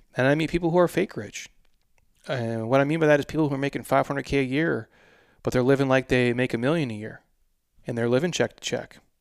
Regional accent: Minnesota, United States; I'm from Minnesota

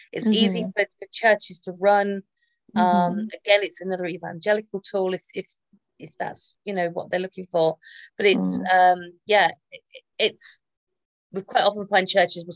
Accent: Northamptonshire, East Midlands, United Kingdom; my hometown, in Pickering in Northamptonshire

